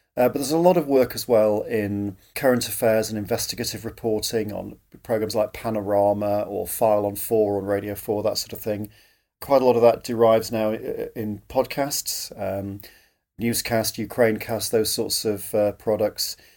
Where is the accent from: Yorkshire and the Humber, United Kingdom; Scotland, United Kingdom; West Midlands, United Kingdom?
Yorkshire and the Humber, United Kingdom; I grew up in Yorkshire, uh, grew up in what were, in those days, the sort of coal fields of South Yorkshire.